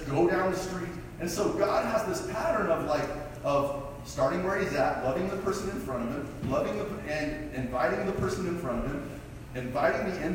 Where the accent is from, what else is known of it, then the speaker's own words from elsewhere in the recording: Colorado, United States; I was a long distance runner in high school, and I'm from Colorado, and in Colorado I ran 15 minutes and 34 seconds for 5K when I was 17